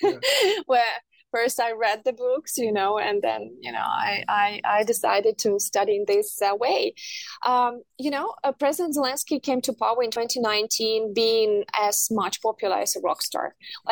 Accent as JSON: {"language": "English", "region": "Kherson Oblast", "country": "Ukraine", "tie": "born or raised there", "moved": "yes", "lives_now": "Kyiv, Ukraine"}